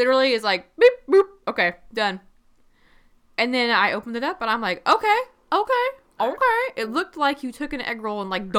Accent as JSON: {"language": "English", "region": "Midwest", "country": "United States", "said": "I'm from the Midwest."}